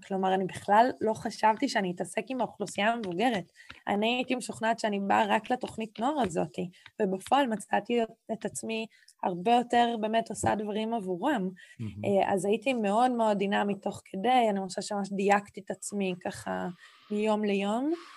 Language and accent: Hebrew; Israel